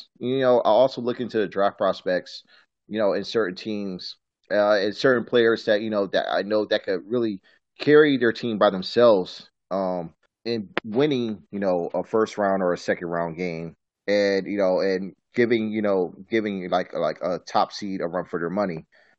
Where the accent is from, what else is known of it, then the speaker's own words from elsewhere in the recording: Virginia, United States; I'm from my home state in Virginia.